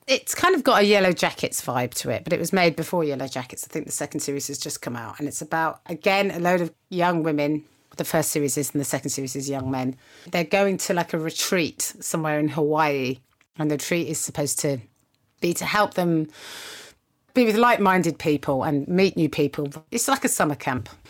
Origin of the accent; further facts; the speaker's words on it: United Kingdom; as a British person